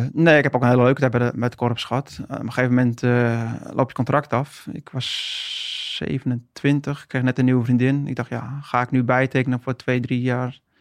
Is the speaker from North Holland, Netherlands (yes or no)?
yes; Haarlem, North Holland, Netherlands; moved away as an adult; now in Friesland, Netherlands; Geboren en getogen in Haarlem